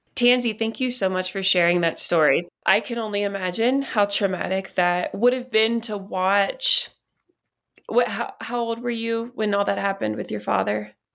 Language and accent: English; West Virginia, United States; I grew up in West Virginia, and so there was a lot of, um, it's one of the poorest states in the country